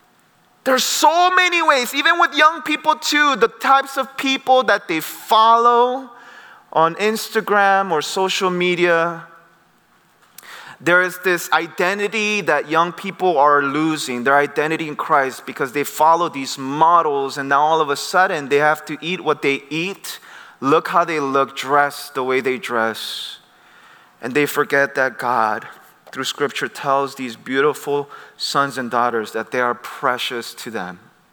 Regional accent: United States; I grew up in the Presbyterian church in the States, but I had my missions background where I saw crazy things in South America.

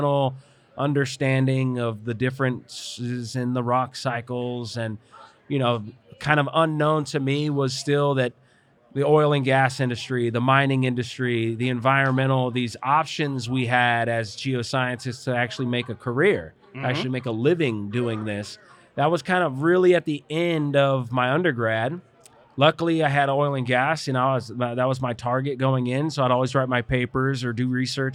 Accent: Ventura, California, United States; I was born in Ventura.

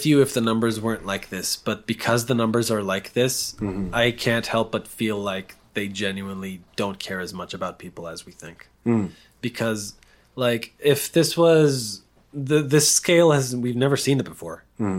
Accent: Israel; also born or lived in Denver, United States; Because I was raised in Israel. I was raised in this environment of war.

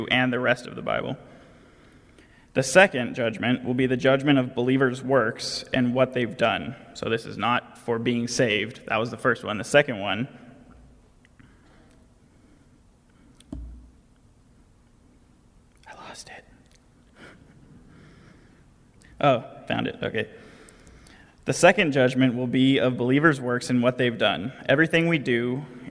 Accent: California, United States; accent: nasally tone; I'm from California

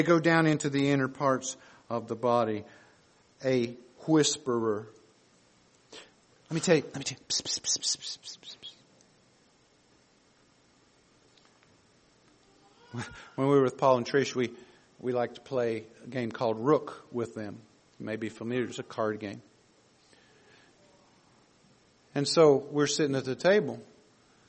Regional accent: the South, United States; we grew up in the South

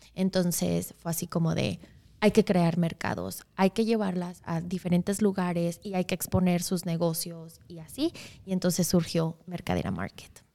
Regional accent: Mexico; now in Wisconsin, United States; soy mexicana de origen. Un poquito de mí, la mitad de mi vida he vivido en México y la mitad he vivido acá

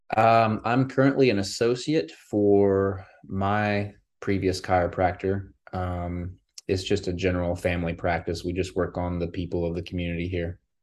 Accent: Morganton, North Carolina, United States; also born or lived in Florida / Illinois; I am in Morganton, North Carolina, and that is where I'm from

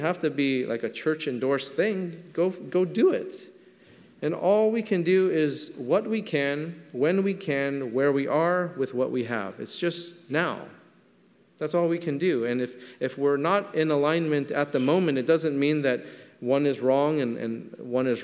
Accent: Southern California, United States; I grew up in Southern California.

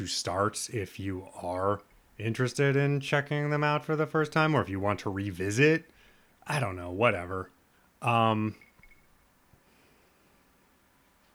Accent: Lincoln, Nebraska, United States; I was born in Lincoln, Nebraska, which is the next town over.

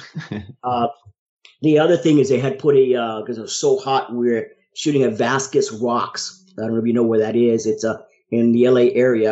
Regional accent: New Orleans, Louisiana, United States; I was from New Orleans

